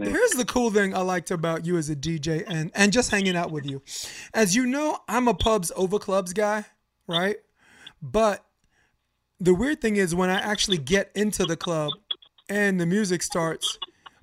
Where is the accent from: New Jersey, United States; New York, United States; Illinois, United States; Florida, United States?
New York, United States; New York City; as a New Yorker